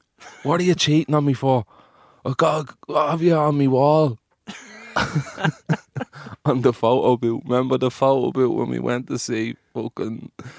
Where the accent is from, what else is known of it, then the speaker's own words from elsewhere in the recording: Dublin, Leinster, Ireland; I'm from Finglas.